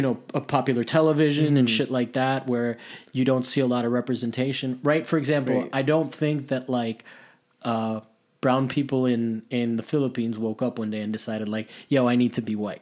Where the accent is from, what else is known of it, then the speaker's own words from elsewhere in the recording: Miami, Florida, United States; in Miami, I come from Miami, so like that's a town where like white people do not thrive.